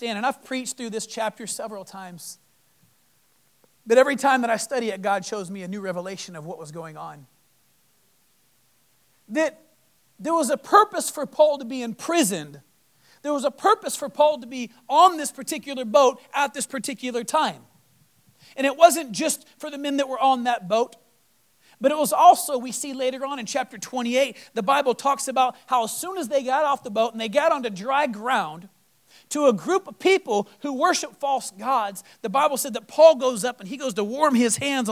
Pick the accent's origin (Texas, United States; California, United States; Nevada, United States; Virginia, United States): Texas, United States; moved away; also born or lived in Florida; Coming from Florida, being in some of the craziest storms, and I was born in Texas